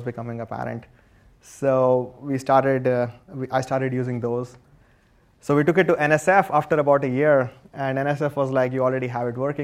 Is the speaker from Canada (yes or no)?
no; India; moved away as an adult; now in United States; I grew up in India, and I was an electrical engineer there